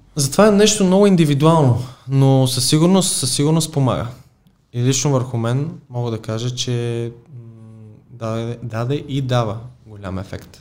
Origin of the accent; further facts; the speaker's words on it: Plovdiv, Plovdiv Province, Bulgaria; now in Sofia, Bulgaria; аз съм и от Полдив